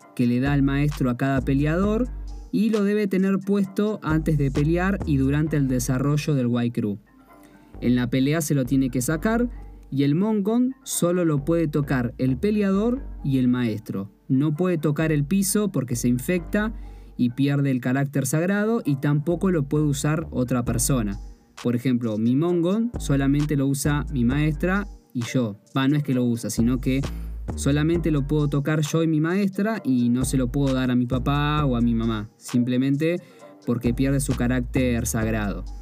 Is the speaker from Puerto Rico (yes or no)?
no; Argentina; soy de Argentina y por ende soy extranjero, o sea, no nací en Tailandia